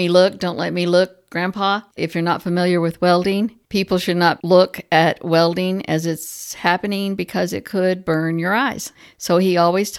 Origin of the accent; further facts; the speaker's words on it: Texas, United States; I grew up in Texas. I may be saying it wrong, but that's the way we say poems.